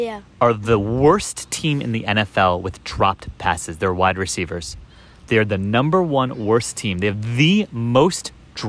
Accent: Chicago, Illinois, United States; I'm a Chicagoan.

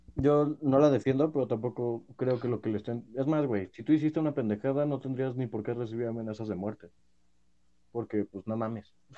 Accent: Mexico; soy mexicano

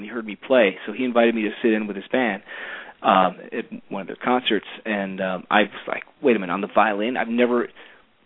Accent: Cleveland, Ohio, United States; also born or lived in New York; So that's how I ended up growing up in Cleveland, the home of rock and roll

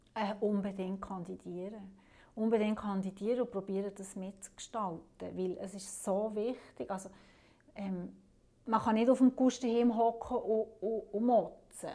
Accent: Alterswil, St. Antoni and Tafers, Fribourg, Switzerland; dort, wo ich herkomme, also das sind drei Gemeinden, das ist Alderschwil, Santoni und Tafers

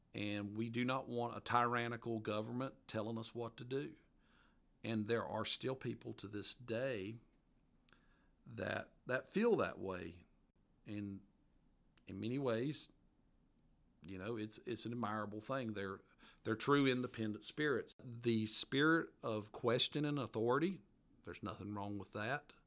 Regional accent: Appalachia, United States; accent: mountain accent; my mountain accent

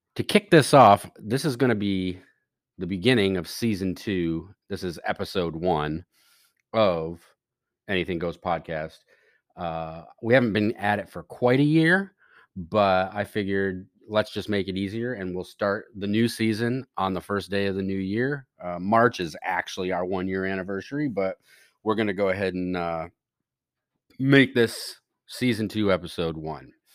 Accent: United States; we as the American citizenry

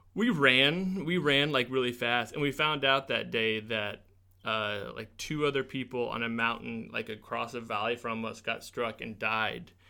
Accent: Springfield, Missouri, United States; I grew up in Springfield, uh, well, just east of town. I went to Rogersville, um, School District.

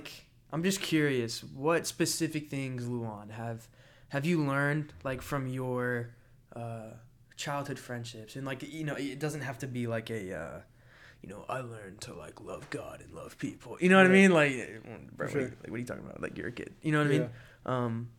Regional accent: Florida, United States; also born or lived in Atlanta, United States; Man, for me, so I was born in Atlanta, Georgia, but then I moved to Florida when I was like really young. And so I'm a Florida boy.

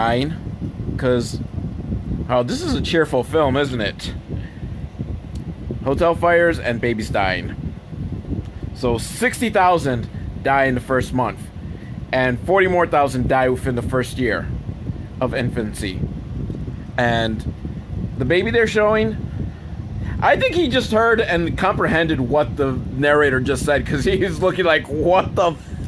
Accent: Buffalo, New York, United States; I'm from Buffalo

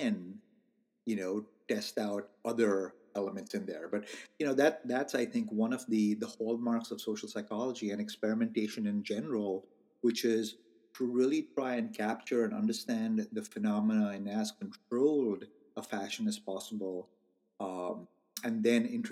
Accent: India; now in United States; I am Indian. I was born in India and I'm Indian American.

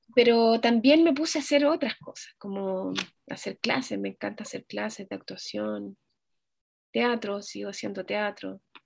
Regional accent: Chile; moved away as an adult; now in Germany; yo me fui, me fui de Chile por, por razones, mm, como personales, porque, bueno, me enamoré y me fui, me fui a Alemania

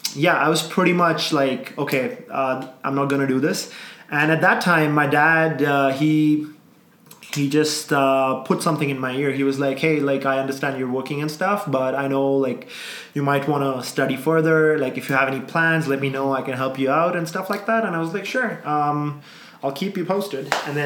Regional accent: South India, India; I'm a South Indian, but, like, North Indian, raised in the South, right? So I can't speak Punjabi.

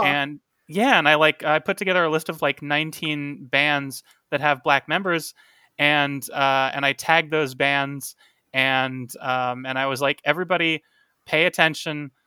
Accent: Tucson, Arizona, United States; Tucson, which is my hometown

